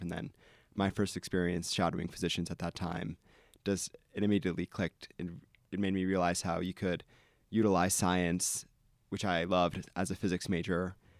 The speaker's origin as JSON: {"language": "English", "region": "East Coast", "country": "United States", "tie": "born or raised there", "moved": "as an adult", "lives_now": "Ann Arbor, United States", "said": "I grew up on the East Coast"}